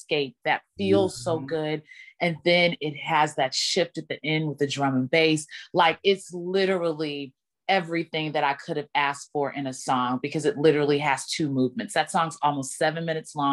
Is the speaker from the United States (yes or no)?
yes; Dallas, Texas, United States; now in Brooklyn, United States; my hometown in Dallas